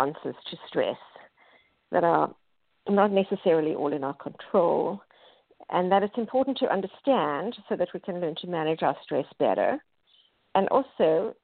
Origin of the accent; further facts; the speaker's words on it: South Africa; moved away as an adult; now in United States; I grew up in South Africa